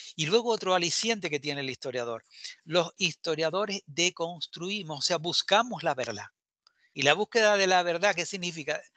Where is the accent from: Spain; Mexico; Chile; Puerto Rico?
Spain; Canary Islands